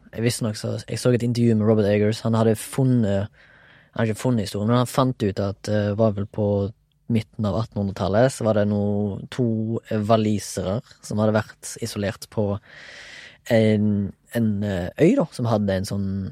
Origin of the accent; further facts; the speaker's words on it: Haugesund, Rogaland, Norway; now in Oslo, Norway; jeg er fra Haugesund, men bor og jobber delvis i Oslo